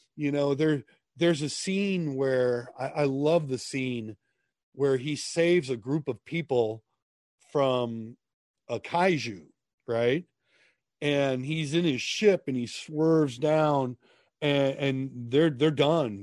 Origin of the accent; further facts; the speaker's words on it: Minnesota, United States; I grew up in Minnesota